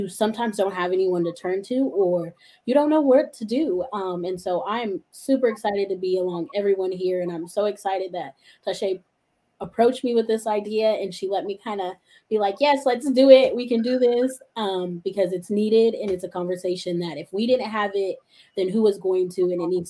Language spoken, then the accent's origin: English; Kansas, United States; growing up in Kansas in a lot of majority of white foster homes and having to find my Blackness going through transracial adoption